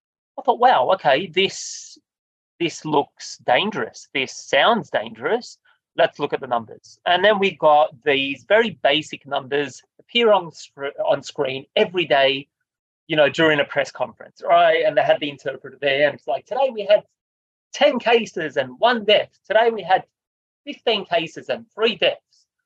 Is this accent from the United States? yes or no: no; Australia; I felt like it was my duty as an Australian, it was my duty as a human being that cares about humanity